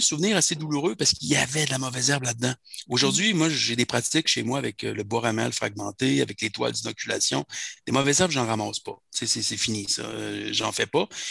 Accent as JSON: {"language": "French", "area": "quartier Laurentien", "region": "Quebec", "country": "Canada", "tie": "born or raised there", "lives_now": "Tewkesbury, Canada", "said": "Là où j'ai grandi, dans le quartier Laurentien"}